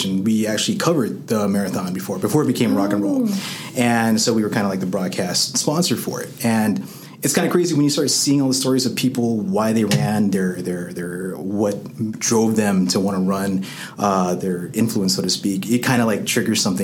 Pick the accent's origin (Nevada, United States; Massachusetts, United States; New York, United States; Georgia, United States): Nevada, United States; Las Vegas; Born and raised in Las Vegas, one of very few